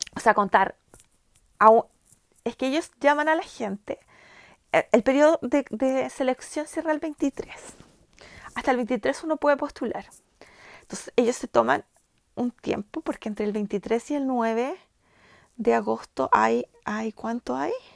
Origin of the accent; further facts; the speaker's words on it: Chile; first language Spanish; also born or lived in United States; soy chilena